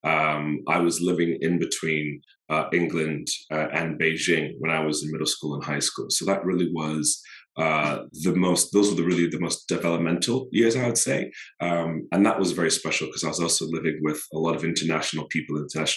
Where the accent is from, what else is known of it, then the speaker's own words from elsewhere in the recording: Botswana; now in New York City, United States; I am from Botswana in the States, but based here in New York City.